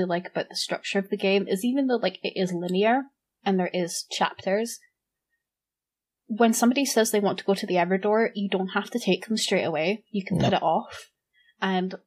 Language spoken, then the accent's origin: English; Scotland, United Kingdom; I'm Scottish